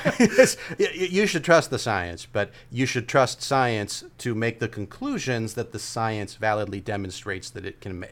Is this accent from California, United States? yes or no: yes; California, United States; how much of a California guy I am